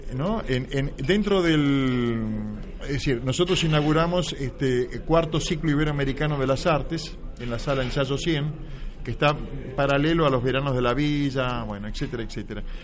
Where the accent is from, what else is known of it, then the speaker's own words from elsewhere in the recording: Buenos Aires, Argentina; moved away as an adult; now in Madrid, Spain; yo me formé en Buenos Aires y pertenezco a las dos orillas, soy muy argentino